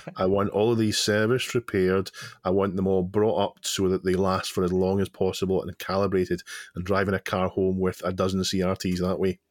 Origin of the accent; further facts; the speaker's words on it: Scotland, United Kingdom; I'm Scottish